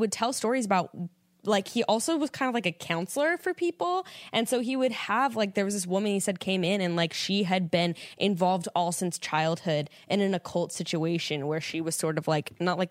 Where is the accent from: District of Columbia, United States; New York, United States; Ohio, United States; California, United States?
California, United States; Fresno; I'm from Fresno originally.